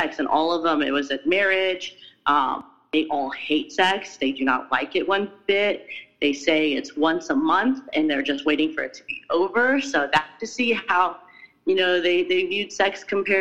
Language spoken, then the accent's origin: English; United States; as an American, as a Westerner